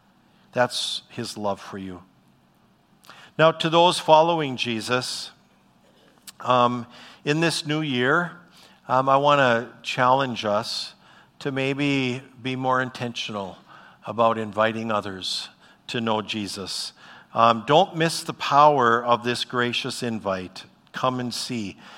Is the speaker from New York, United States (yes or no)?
no; Bismarck, North Dakota, United States; I'm a Bismarck kid. I grew up in Bismarck, North Dakota.